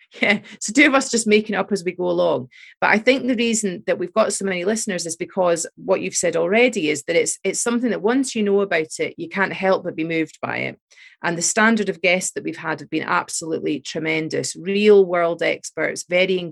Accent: Fife, Scotland, United Kingdom; also born or lived in England / Glasgow; I'm English, sorry to say. I moved here when I was five, of a Scottish mum. So I grew up in Scotland and was educated in Scotland. You know, I went to school in Fife

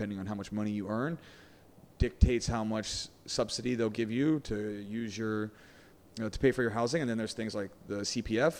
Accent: West Virginia, United States; now in Singapore; Because I'm from West Virginia. I'm from a small town

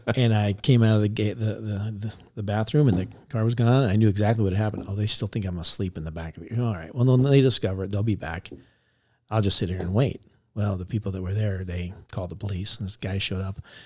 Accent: Tempe, Arizona, United States; I grew up in Tempe

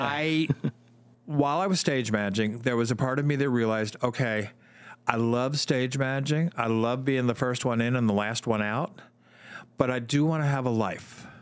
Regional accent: New Jersey, United States; moved away as an adult; also born or lived in Michigan; I grew up in Jersey

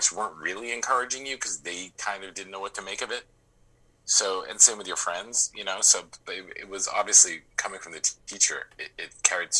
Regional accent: Boston, Massachusetts, United States; growing up in Boston

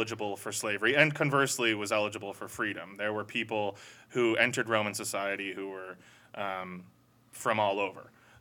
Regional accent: United States; especially as an American

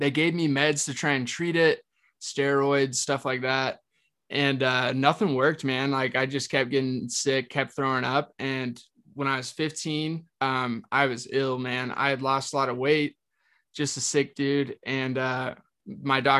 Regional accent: Texas, United States; now in Utah, United States; I grew up in Texas

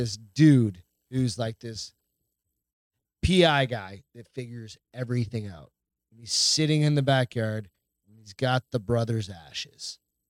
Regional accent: Montana, United States; I'm from Montana and I live in...

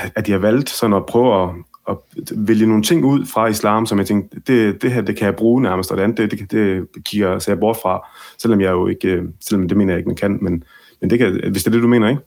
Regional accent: Ribe, Southern Denmark, Denmark; jeg er opvokset i Ribe, Mm. øh, i Vestjylland, og øh, alle mine barndomsvenner var danskere

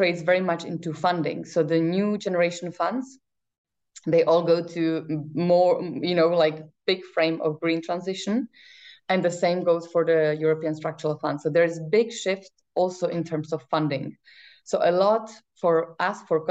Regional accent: Czechia; now in Brussels, Belgium; I come from Czech Republic

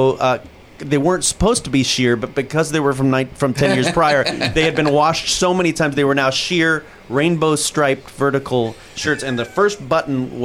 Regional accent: Valencia, California, United States; I'm kind of a native. I grew up in Valencia, California

